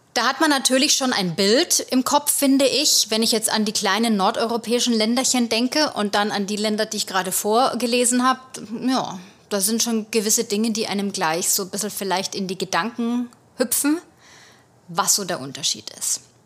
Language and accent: German; Germany; moved away as an adult; now in United States; bei uns gehen alle in die Grundschule